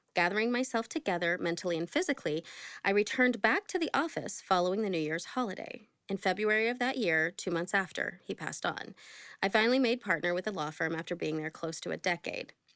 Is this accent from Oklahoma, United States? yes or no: yes; Oklahoma, United States; I grew up in Oklahoma